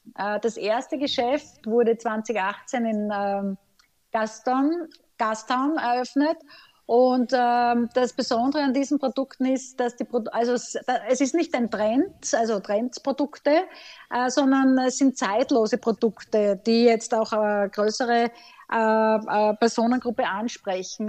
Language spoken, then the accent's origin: German; Graz, Styria, Austria; in meiner Heimat Graz